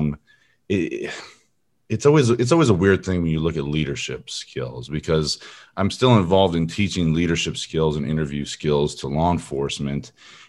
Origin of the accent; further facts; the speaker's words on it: California, United States; now in Texas, United States; I grew up in Southern California near Long Beach. I don't really claim it anymore. I've been in Texas for over 20 years, so I claim this as my home now.